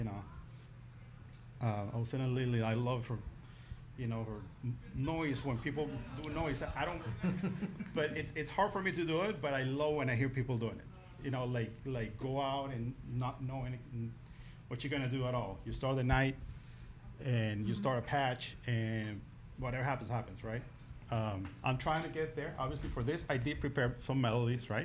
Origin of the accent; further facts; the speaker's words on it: Venezuela; now in Miami, United States; I'm originally from Venezuela, but I've been living in Miami for 30 something years.